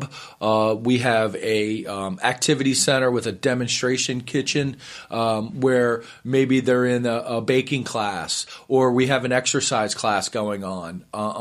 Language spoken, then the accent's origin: English; Arnold, Maryland, United States; I'm so excited as a local person to be able to. I grew up in Arnold. I went to local high schools here.